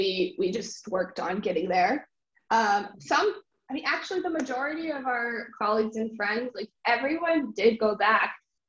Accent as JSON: {"language": "English", "country": "United States", "said": "because I'm from Washington and Athens from Illinois."}